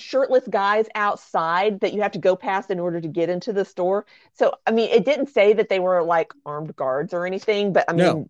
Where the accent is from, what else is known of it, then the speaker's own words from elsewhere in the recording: Texas, United States; I'm from Texas.